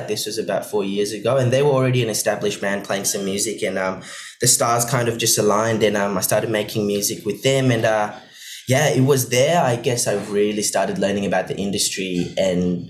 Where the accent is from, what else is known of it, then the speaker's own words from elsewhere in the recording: Maldives; now in Perth, Australia; So I grew up in the Maldives. My mum's from Switzerland. My dad's from the Maldives. But I spent most of my life growing up in the Maldives in a tiny, tiny island.